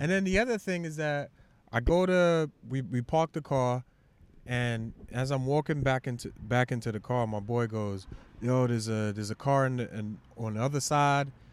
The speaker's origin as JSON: {"language": "English", "town": "New York City", "region": "New York", "country": "United States", "said": "I'm from Shaolin"}